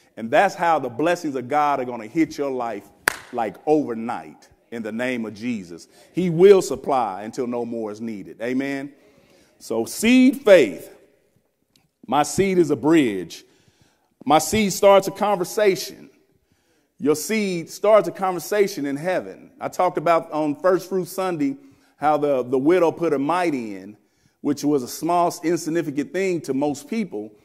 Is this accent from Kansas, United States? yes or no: yes; Wichita, Kansas, United States; I'm from Wichita, Kansas. I'm a country boy, they say.